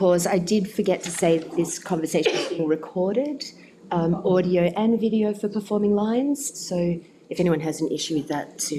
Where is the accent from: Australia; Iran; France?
Australia; Western Australia; As a community, as a sector, as West Australian makers.